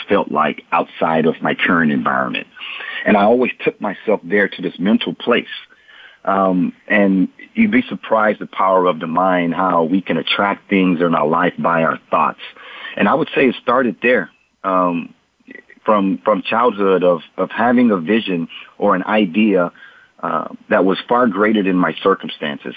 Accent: Port Arthur, Texas, United States; growing up in Port Arthur, Texas, I was surrounded by drug abuse, addictions, violence, economic ruins

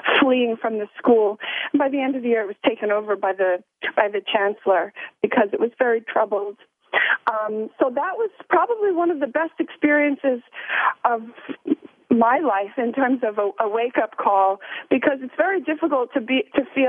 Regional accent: Long Island, New York, United States; I'm from Long Island, so not too far. And my parents owned a party store when I was growing up

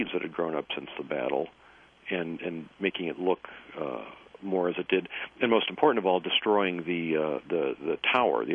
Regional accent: Michigan, United States; I'm Yankee descent from Michigan

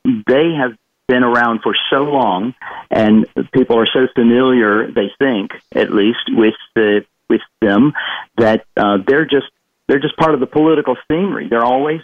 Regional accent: the South of the U.S., United States; I'm from the South

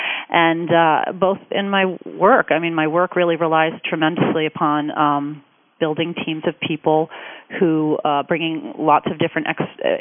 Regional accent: Detroit, Michigan, United States; Growing up in Detroit and being raised by, you know, two terrific parents

